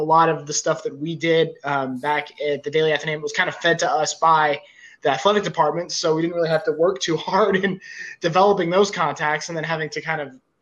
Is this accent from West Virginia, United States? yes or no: yes; Morgantown, West Virginia, United States; moved away as an adult; I'm from Morgantown